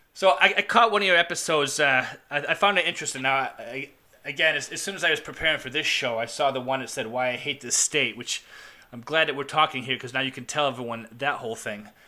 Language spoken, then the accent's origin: English; Chicago, Illinois, United States; I grew up in Chicago. I grew up in Chicago